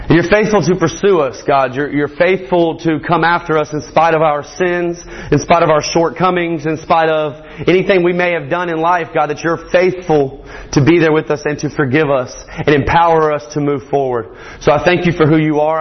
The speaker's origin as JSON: {"language": "English", "area": "Morgan County", "region": "Georgia", "country": "United States", "said": "I am from Morgan County, just Morgan County, Georgia"}